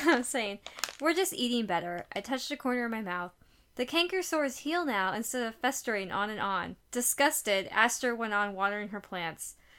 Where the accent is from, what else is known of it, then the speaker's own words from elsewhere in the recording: United States; I am American